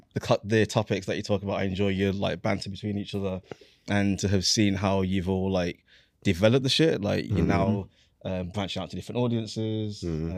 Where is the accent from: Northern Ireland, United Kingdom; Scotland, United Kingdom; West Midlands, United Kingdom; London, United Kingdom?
West Midlands, United Kingdom; Birmingham; now in New Jersey, United States; I'm from Birmingham. I live in New Jersey now.